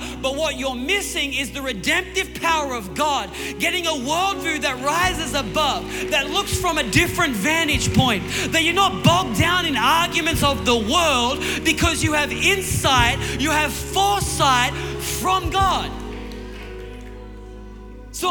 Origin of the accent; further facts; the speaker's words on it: Newcastle, New South Wales, Australia; my hometown in Newcastle, it's all on the coast and there's big cliffs